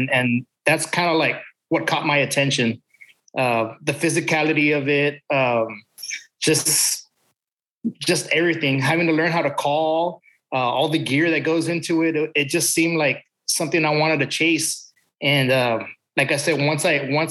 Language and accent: English; San Benito, Texas, United States; I'm from South Texas, man. As far south as you can get, the border of Mexico and Texas, a little town called San Benito.